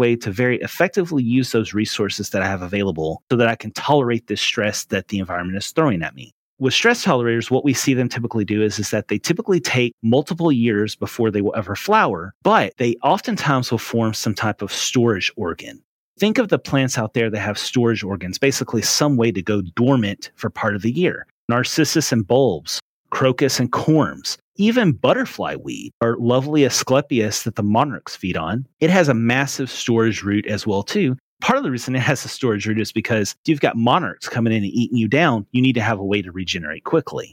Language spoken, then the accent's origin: English; Western Tennessee, United States; moved away as an adult; also born or lived in Raleigh, North Carolina; now in East Texas, United States; I was born and raised in Western Tennessee